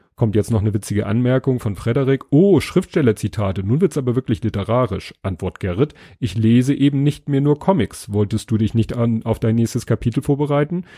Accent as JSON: {"language": "German", "region": "Hamburg", "country": "Germany", "said": "als Hamburger"}